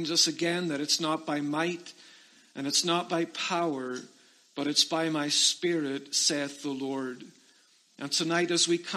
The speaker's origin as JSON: {"language": "English", "region": "Northern Ireland", "country": "United Kingdom", "tie": "born or raised there", "moved": "as an adult", "said": "I came to America from Northern Ireland, where I was born, was to attend Penview Bible Institute"}